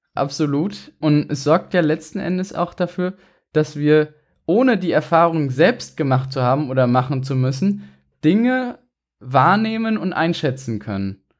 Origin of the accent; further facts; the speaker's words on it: Mainz, Rhineland-Palatinate, Germany; Wir sind beide Mainzer